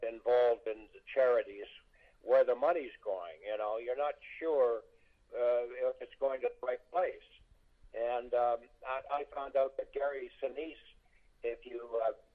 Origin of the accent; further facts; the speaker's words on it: Canada; when I was growing up in Canada